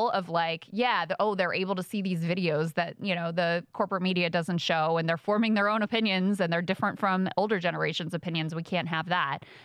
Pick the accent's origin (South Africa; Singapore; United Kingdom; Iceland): Singapore; And by the way, I'm not Chinese. I'm from Singapore, which is a totally different country, in case you didn't know.